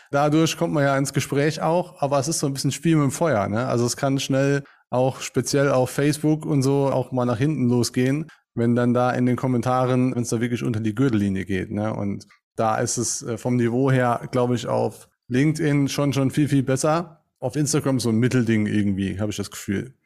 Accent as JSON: {"language": "German", "town": "St. Wendel", "region": "Saarland", "country": "Germany", "said": "Ich komme aus St. Wendel, hier im schönen Saarland"}